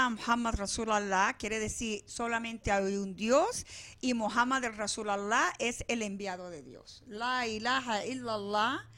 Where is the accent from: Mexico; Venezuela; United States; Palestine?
Palestine; Deir Dibwan, West Bank; estos son de Derdibuan, que son del pueblo de donde yo soy allá en Palestina, así que están súper ricos.